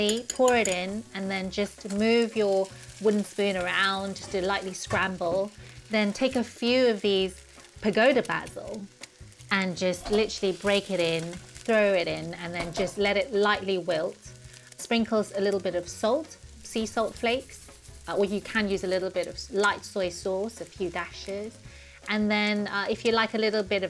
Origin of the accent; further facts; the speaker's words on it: Taiwan; now in United Kingdom; I grew up in Taiwan munching on sugarcane